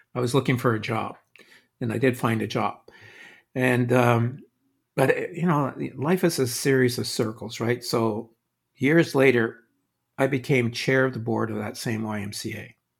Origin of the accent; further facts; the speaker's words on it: Quebec, Canada; my growing up in Quebec